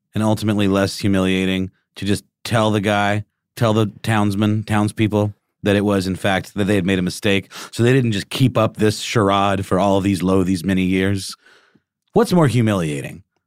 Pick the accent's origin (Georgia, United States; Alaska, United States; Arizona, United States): Georgia, United States; Augusta; moved away; in my hometown, there is a True to Life James Brown statue